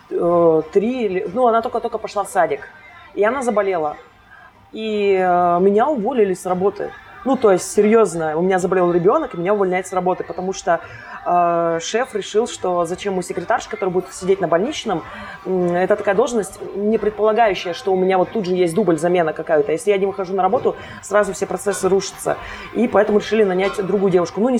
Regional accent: Kostomuksha, Republic of Karelia, Russia; born there; now in Saint Petersburg, Russia; А, я родилась в маленьком городочке под названием Костомукша. Этому городу всего в районе 35 лет.

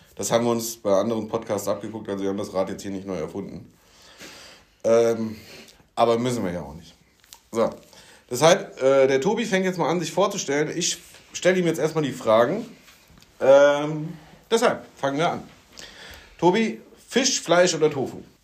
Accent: Rhine-Main, Germany; ich komme aus der Region Rhein-Main

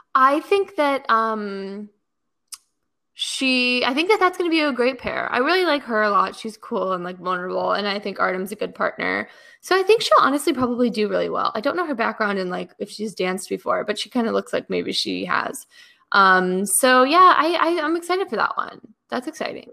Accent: Chicago, Illinois, United States; moved away as an adult; also born or lived in Missouri; now in Los Angeles, United States; I grew up in Chicago, but I went to school in Missouri

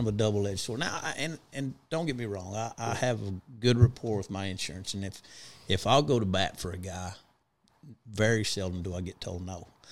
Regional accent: Big Spring, Texas, United States; also born or lived in El Paso, Texas; I was born in El Paso and grew up in Big Spring, Texas

